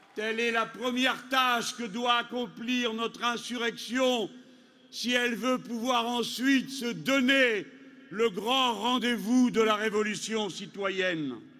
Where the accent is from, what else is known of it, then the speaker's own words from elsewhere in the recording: France; chez nous en France